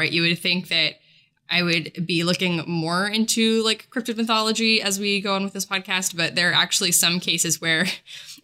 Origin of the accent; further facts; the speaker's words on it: West Virginia, United States; So I am not Welsh, but I am West Virginian